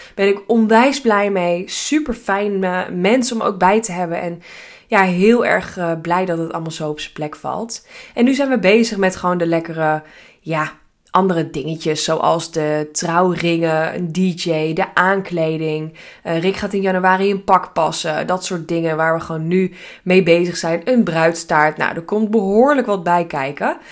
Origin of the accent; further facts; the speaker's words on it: Hilversum, North Holland, Netherlands; we zijn allebei geboren getogen in Hilversum